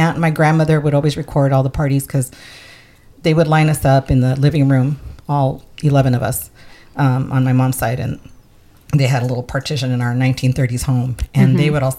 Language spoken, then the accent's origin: English; San Diego, California, United States; first language Spanish; English is a second language; San Diego was different. I grew up in an area that was very integrated. We had Navy housing on top of the hill above our school. And then I lived on a street that had two other Hispanic families